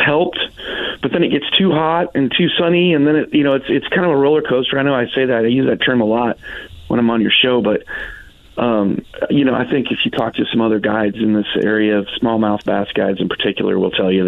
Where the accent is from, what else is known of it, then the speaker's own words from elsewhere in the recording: Wabash, Indiana, United States; moved away; when I lived in Wabash, you know, I'm from Wabash originally